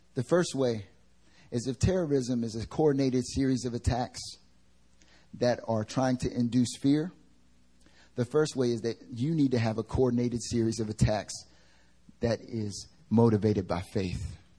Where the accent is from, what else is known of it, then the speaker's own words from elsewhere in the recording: United States; now in South Korea; I'm American